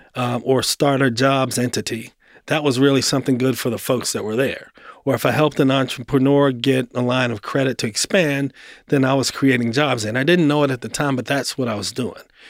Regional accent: Baltimore, Maryland, United States; moved away as an adult; also born or lived in Atlanta; now in Nashville, United States; I grew up in Baltimore. Um, Baltimore, born and raised

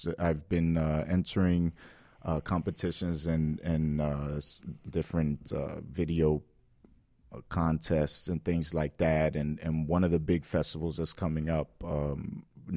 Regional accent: Miami, Florida, United States; I grew up here in Miami my whole life

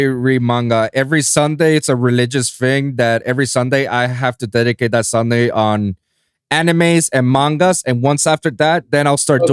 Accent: San Juan, Puerto Rico; moved away as an adult; now in United States; I was born and raised in San Juan, Puerto Rico

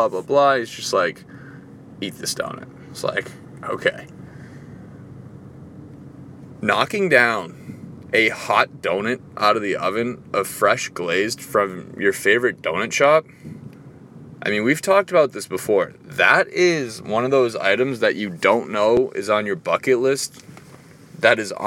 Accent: Boston, Massachusetts, United States; moved away; I'm from Boston

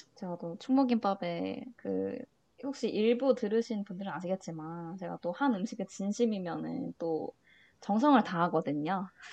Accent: Changwon, South Gyeongsang, South Korea; moved away as an adult; 스무 살 때까지 계속 창원에만 살았으니까

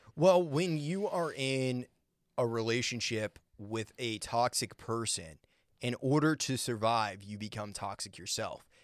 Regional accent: Maine, United States; I grew up in Maine, and we'd have to shovel

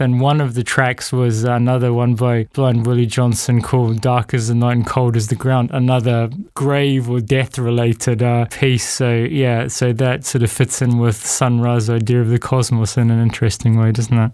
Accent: New Zealand; moved away as an adult; also born or lived in Africa / Latin America / Brazil; I'm from New Zealand

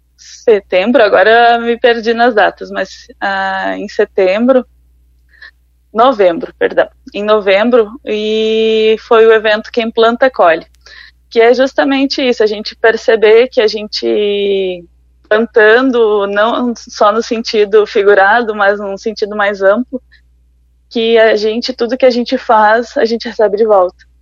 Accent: Igrejinha, Rio Grande do Sul, Brazil; moved away as an adult; now in Concórdia, Brazil; eu sou gaúcha, ah, eu sou de Igrejinha, passei por várias cidades ah, do Rio Grande do Sul

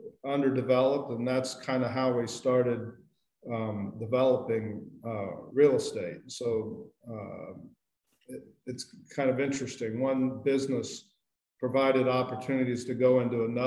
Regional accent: Indiana, United States; moved away as an adult; also born or lived in Walla Walla, Washington; now in Santa Barbara, United States; I grew up in Indiana

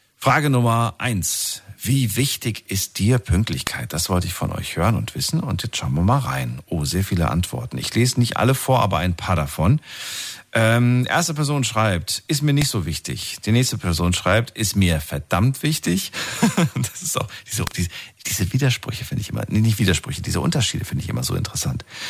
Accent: Germany; bei uns in Deutschland.

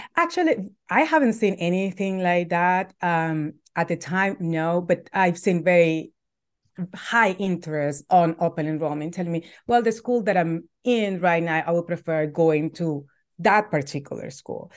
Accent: El Salvador; moved away as an adult; now in United States; I'm originally from El Salvador. I've been in the U S for almost thirteen years

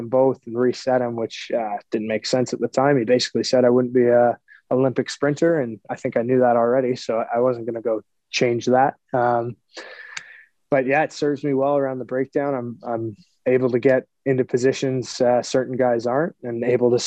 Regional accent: Toronto, Ontario, Canada; I'm from Scarborough, so Toronto is obviously an easy choice for me. I get to be around my family and friends

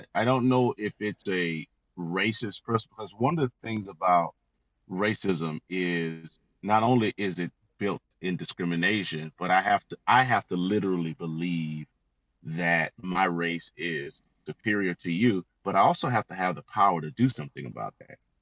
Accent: Florida, United States; I grew up in the South. Uh, as you said, I'm a native of Florida

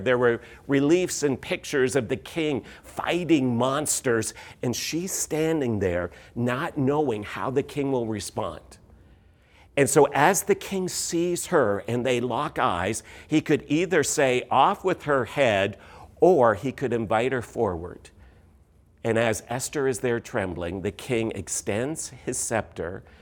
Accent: Canada; moved away as an adult; also born or lived in London, Ontario / Missouri; we are Canadian. We uh, were all born in Canada.

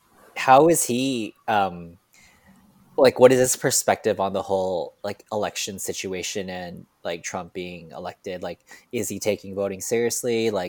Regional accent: Canada; born there; and I was born in Canada

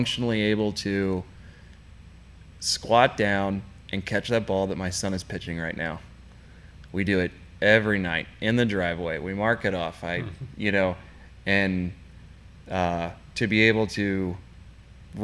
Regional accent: Edgewood, Kentucky, United States; also born or lived in St. Louis, Missouri / Memphis, Tennessee / Orlando, Florida / Charleston, South Carolina; We grew up in Edgewood, went to Hinsdale, Dixie. So lived in Edgewood for, I guess my entire childhood

